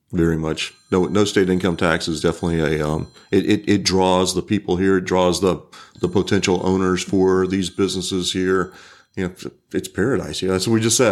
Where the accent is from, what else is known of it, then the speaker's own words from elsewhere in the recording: Pensacola, Florida, United States; I grew up in Pensacola